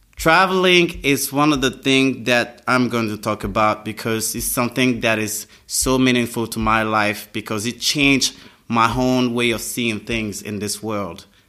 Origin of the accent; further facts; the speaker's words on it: Abidjan, Côte d’Ivoire; English is a second language; Then I grew up in Abidjan. I went to school in Abidjan